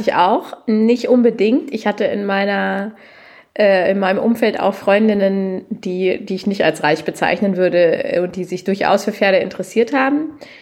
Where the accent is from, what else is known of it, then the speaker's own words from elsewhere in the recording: Lower Saxony, Germany; gebürtige Niedersächsin